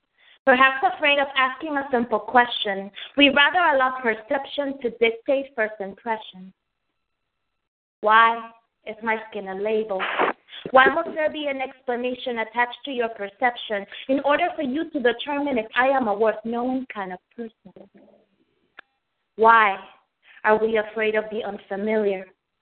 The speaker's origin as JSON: {"language": "English", "country": "Dominican Republic", "tie": "born or raised there", "also_born_or_lived": "United States / New York", "lives_now": "Chesapeake, United States", "said": "Well, I was born in the United States. My family is from the Dominican Republic. I was raised in the Dominican Republic. I'm a New Yorker. Lived in New York until I was in my late 20s. Been in Virginia for about 10 years now."}